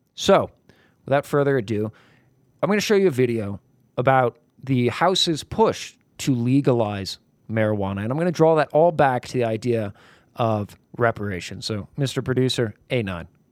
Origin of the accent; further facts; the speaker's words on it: New York, United States; also born or lived in Brooklyn; I'm from New York. I spent many years in Brooklyn